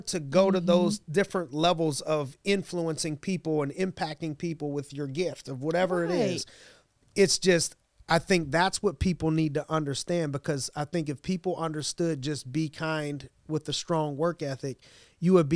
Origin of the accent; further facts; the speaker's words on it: Youngstown, Ohio, United States; I grew up in Youngstown, Ohio